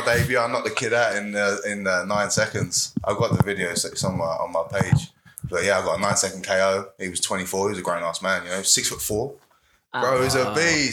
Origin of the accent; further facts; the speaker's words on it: London, United Kingdom; moved away as an adult; now in Florida, United States; I'm from Southeast London. I'm living out here in Florida.